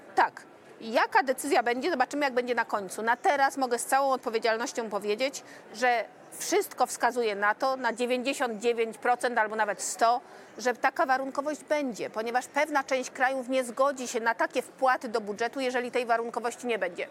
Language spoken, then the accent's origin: Polish; Silesian Voivodeship, Poland; Jestem ślązaczką polską i europejską